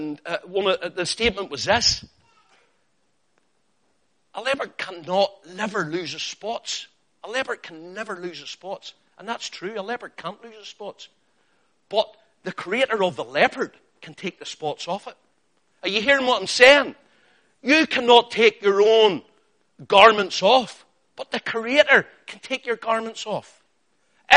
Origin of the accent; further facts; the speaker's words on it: Northern Ireland, United Kingdom; I'm Northern Irish and sometimes my pronunciation of names is different from yours